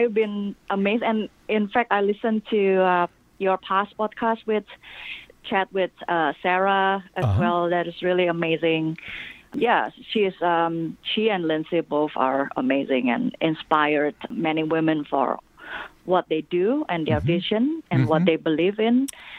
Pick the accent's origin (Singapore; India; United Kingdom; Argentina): Singapore; moved away as an adult; also born or lived in Indonesia; now in United States; I grew up most of my young adults and adults life in Singapore.